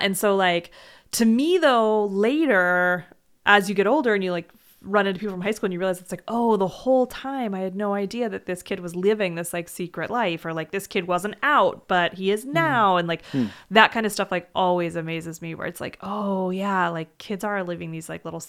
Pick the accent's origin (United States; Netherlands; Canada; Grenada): United States; Morgan Hill, California; It's like just south of San Jose. Like, so I grew up like technically in the Bay Area, but like in the very like ball sack of it.